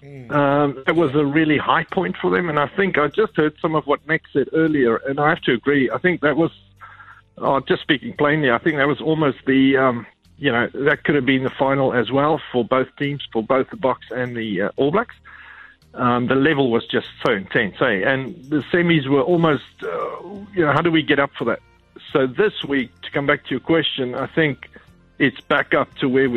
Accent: South Africa; moved away as an adult; also born or lived in Centurion, South Africa; now in Invercargill, New Zealand; we're from South Africa, living here for around sort of 4 years now

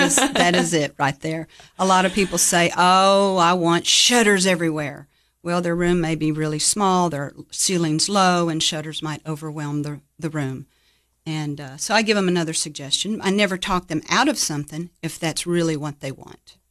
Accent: Jacksonville, Florida, United States; moved away as an adult; now in Cookeville, United States; I grew up in Jacksonville, Florida. I was there about twenty-one years.

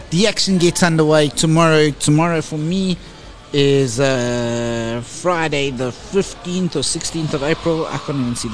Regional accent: South Africa; even though I am actually a South African media officer.

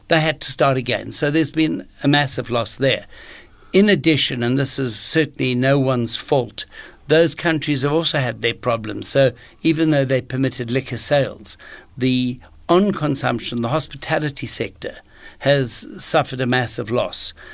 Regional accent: Johannesburg, Gauteng, South Africa; I grew up in Johannesburg

